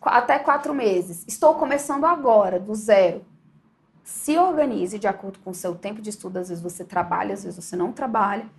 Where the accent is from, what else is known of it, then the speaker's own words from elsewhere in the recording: Brasília, Federal District, Brazil; E eu sempre fui de Brasília, eu sou de Brasília